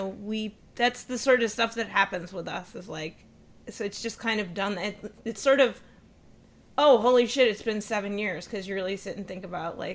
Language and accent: English; Maine, United States; moved away as an adult; also born or lived in Seattle, Washington; I'm from Maine. We both moved out to Seattle the same year